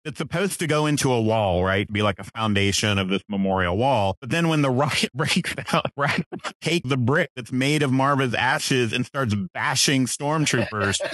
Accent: Texas, United States; a native Texan

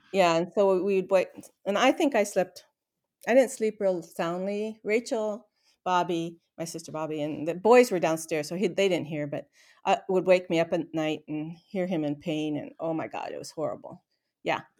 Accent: Renton, Washington, United States; I was born in Renton, Washington

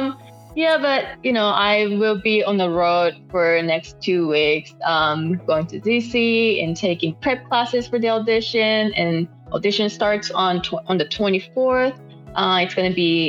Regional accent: Japan; first language Japanese; English is a second language; moved away as an adult; now in Oklahoma City, United States; my first language is Japanese

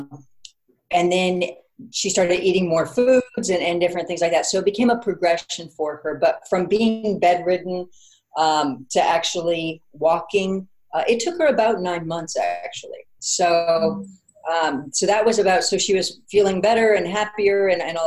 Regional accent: Orange County, California, United States; now in Los Angeles, United States; Orange County, so about a couple hours south of here. But yes, I'm a Southern California woman all the way around

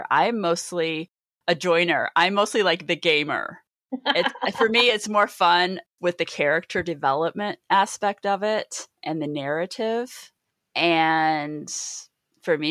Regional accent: Mishawaka, Indiana, United States; moved away; I'm originally from Mishawaka, Indiana

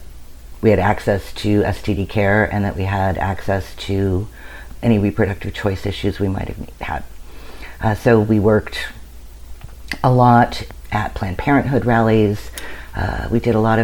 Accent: Santa Monica, California, United States; also born or lived in Washington, D.C.; now in Los Angeles, United States; I grew up on Santa Monica

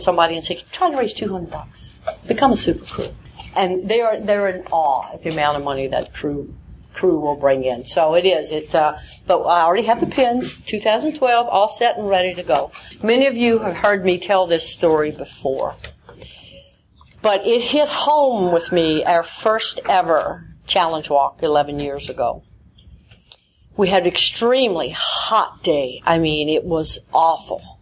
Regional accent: the South, United States; I'm from the South

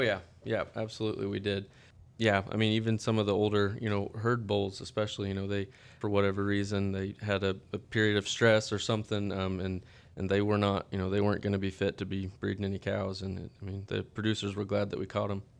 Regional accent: Stockton, Kansas, United States; I'm from Stockton, Kansas, um, in, in Northwest Kansas. Kinda, I grew up on a, a family farm outside of town

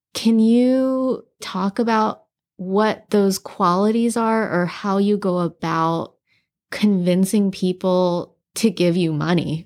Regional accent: Hawaii, United States; I grew up in Hawaii and it's a very mixed place

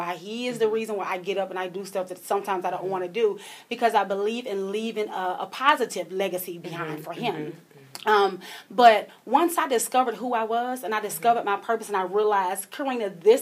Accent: Columbia, South Carolina, United States; born and raised in Columbia, South Carolina.

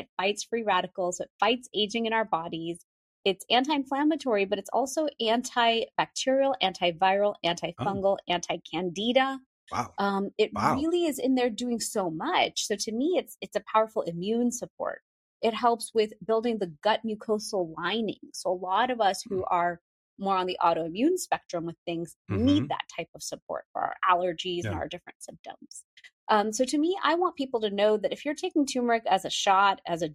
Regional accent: Houston, Texas, United States; growing up in Houston, Texas

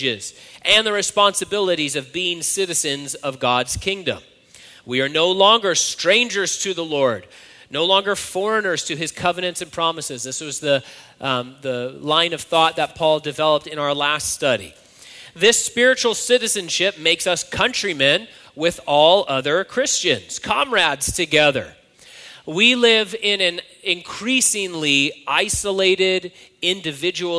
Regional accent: United States; I'm an American citizen

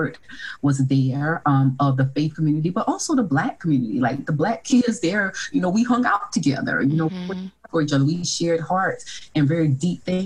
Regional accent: Orangeburg, South Carolina, United States; I came from a hometown where there was two historically Black colleges and universities. So there was a private one, Claflin University, and then a public one, South Carolina State University

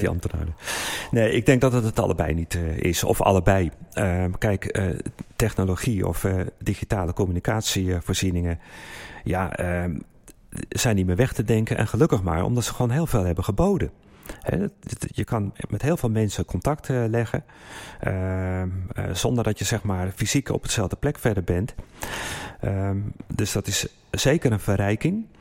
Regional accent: Haarlem, North Holland, Netherlands; moved away; also born or lived in Geneva; we zijn nu in Haarlem, dit is mijn geboortestad. Ik woon er 26 jaar niet meer.

